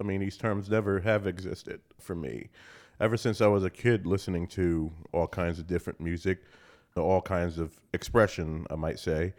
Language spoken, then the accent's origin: English; Newark, New Jersey, United States; When I was a little boy growing up in Newark, New Jersey, where I was born and raised